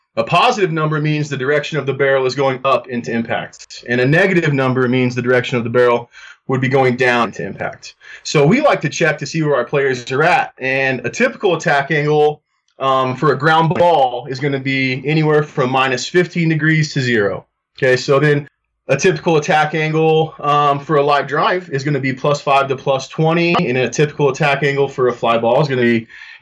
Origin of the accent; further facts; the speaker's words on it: Greeley, Colorado, United States; I'm originally from Greeley, Colorado. Grew up, played at Greeley West High School